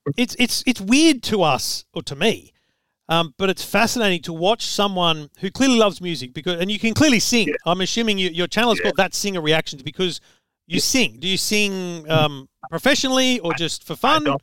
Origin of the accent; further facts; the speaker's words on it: Australia; as an Australian